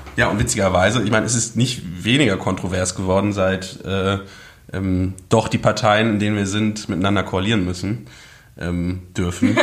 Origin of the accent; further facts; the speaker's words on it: Hagen, North Rhine-Westphalia, Germany; moved away as an adult; now in Berlin, Germany; komme aus dem wunderschönen Hagen in NRW